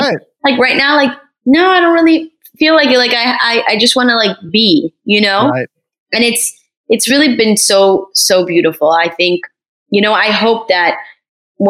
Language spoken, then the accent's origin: English; Paris, Île-de-France, France; also born or lived in Morocco (ancestry); now in Miami, United States; I'm actually from Paris, France. I was born there